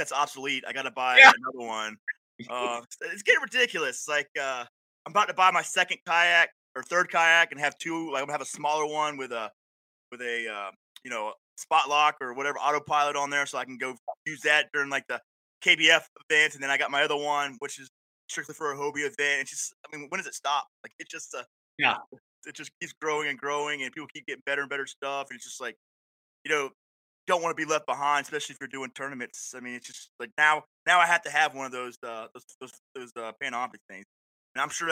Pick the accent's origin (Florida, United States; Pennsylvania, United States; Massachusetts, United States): Florida, United States; Panama City; moved away as an adult; also born or lived in Fort Drum, New York; now in upstate New York, United States; originally from Panama City, Florida.